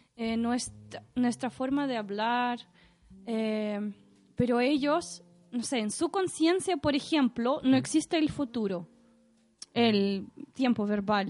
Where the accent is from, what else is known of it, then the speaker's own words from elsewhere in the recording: Saint Petersburg, Russia; Spanish is a second language; now in Chile; yo soy de San Petersburgo